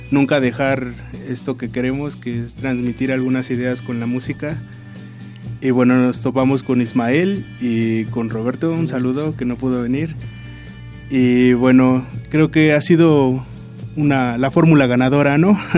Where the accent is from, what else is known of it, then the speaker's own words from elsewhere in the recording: Nezahualcóyotl, State of Mexico, Mexico; nosotros somos del Estado de México, orgullosamente de Ciudad Neza.